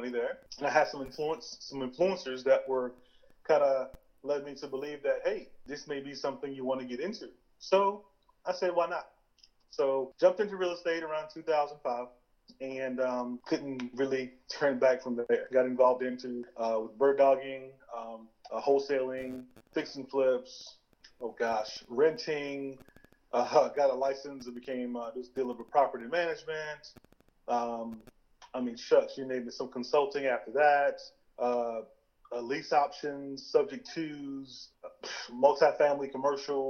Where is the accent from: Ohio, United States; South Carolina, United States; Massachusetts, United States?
South Carolina, United States; Tallville; also born or lived in Clemson, South Carolina; I am from Tallville, South Carolina